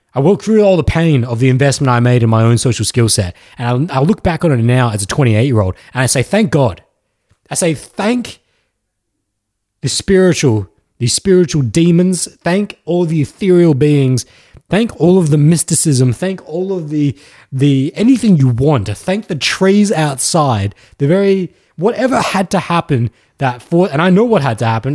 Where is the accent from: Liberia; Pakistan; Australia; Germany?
Australia; accent: Australian; Australian accent